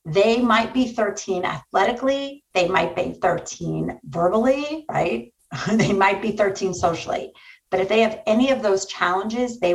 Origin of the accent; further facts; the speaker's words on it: New York, United States; I'm from New York